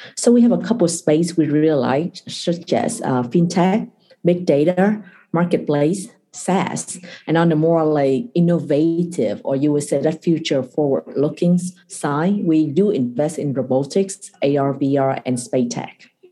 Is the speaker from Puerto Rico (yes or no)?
no; Vietnam; moved away as an adult; also born or lived in Kentucky / Singapore; I was born and raised in Vietnam.